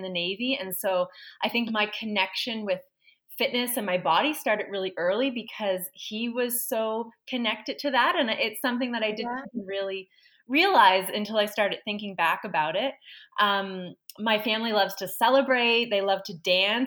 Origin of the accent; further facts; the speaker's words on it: Halifax, Nova Scotia, Canada; I was born in Halifax, raised in Halifax, specifically the community of Spryfield.